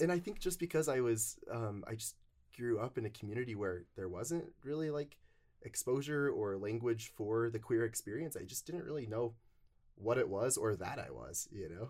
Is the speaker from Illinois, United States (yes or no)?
no; North Logan, Utah, United States; I grew up in North Logan, Utah.